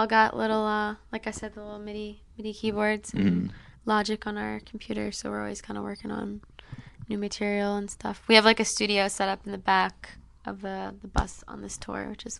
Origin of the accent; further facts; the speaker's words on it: North Bay, Ontario, Canada; also born or lived in Timmins / Toronto / Vancouver / Philippines; I was born in Timmins. I grew up in North Bay. Spent some time living in the Philippines, in Jamaica, Southern Ontario.